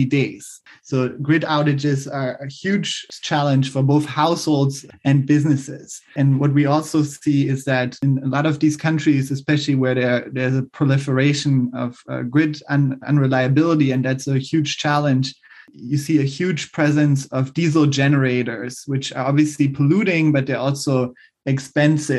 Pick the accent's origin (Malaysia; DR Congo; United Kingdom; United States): DR Congo; in my home country, the Democratic Republic of Congo